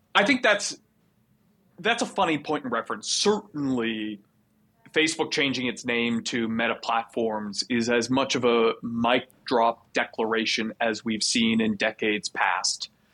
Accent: Canada; I'm Canadian

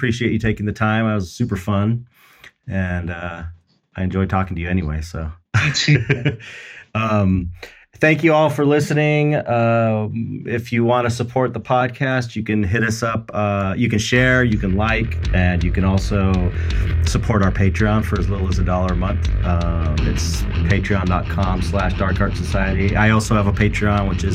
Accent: United States; as an American

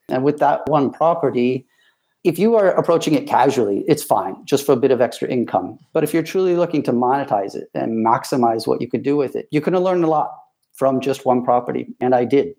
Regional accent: Ann Arbor, Michigan, United States; moved away as an adult; now in United Kingdom; American born, uh, born and raised in Ann Arbor, Michigan

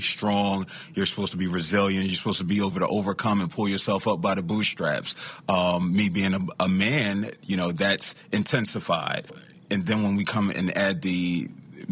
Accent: Philadelphia, Pennsylvania, United States; I'm from Philadelphia

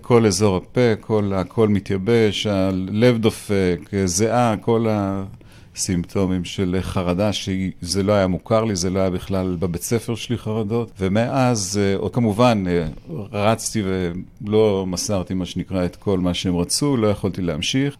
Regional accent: Tel Aviv, Tel Aviv District, Israel; אני בכלל גדלתי בשכונה כזו של כל מיני אה, רמטכ"לים וכל מיני אה, אנשי מוסד באפקה

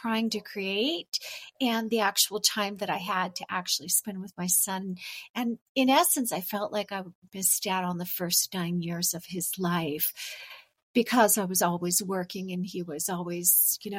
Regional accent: California, United States; moved away as an adult; I'm originally from California

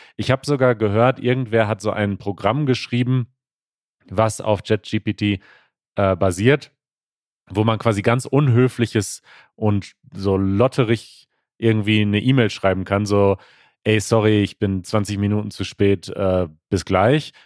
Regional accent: United States; German is a second language; ich komme aus den USA

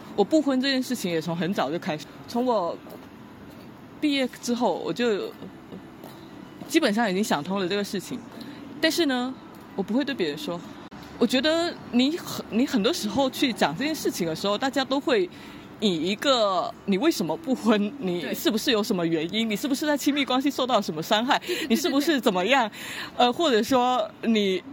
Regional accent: Guangdong, China; 我从小在草上历史长大

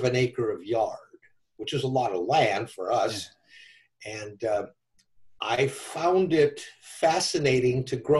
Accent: Downey, California, United States; also born or lived in Chicago, Illinois; about 9, 10, 11 years old. We moved from Chicago, South Chicago, to California

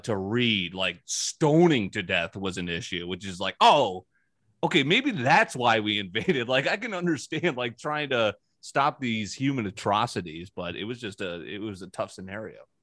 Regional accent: New Canaan, Connecticut, United States; where I grew up in New Canaan, Connecticut

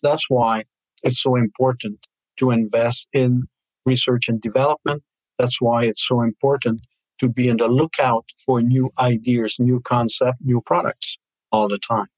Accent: Canada; we have as Canadian, also as we have here in Montreal

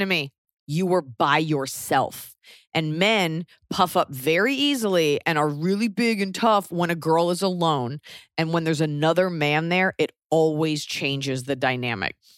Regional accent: United States; moved away; also born or lived in Europe; being, feeling you're special as an American

